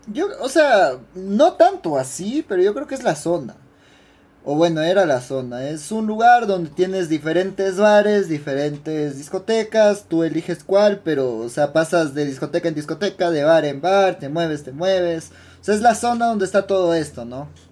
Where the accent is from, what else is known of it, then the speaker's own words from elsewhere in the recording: Ecuador; como, ecuatoriano